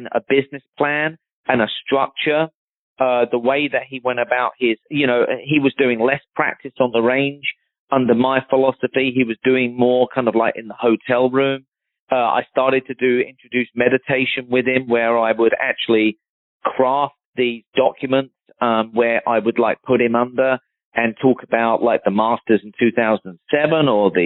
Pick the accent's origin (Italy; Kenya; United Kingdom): United Kingdom; Surrey, South East England; moved away; I grew up one county away from Justin. He's from Hampshire, and I'm from Surrey, back in London